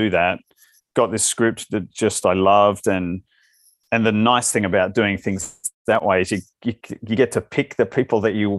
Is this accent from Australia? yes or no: yes; Australia; accent: Australian; now in United States; I do like it here. I haven't lost my accent at all, and people often comment on that here.